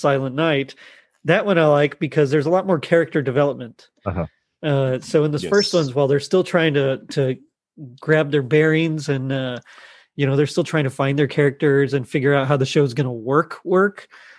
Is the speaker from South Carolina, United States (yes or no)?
no; Texas, United States; I'm from Texas here